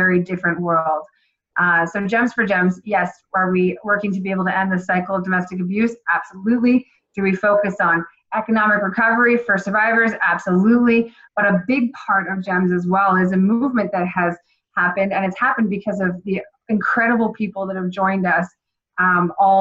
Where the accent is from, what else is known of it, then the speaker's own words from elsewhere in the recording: Nova Scotia, Canada; moved away as an adult; also born or lived in Toronto; now in Calgary, Canada; I was raised in Nova Scotia